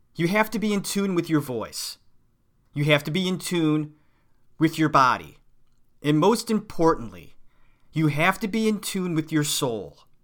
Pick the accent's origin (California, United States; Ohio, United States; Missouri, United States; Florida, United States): Ohio, United States; Cleveland; moved away as an adult; also born or lived in New York City; I'm from Cleveland, a suburb of Cleveland.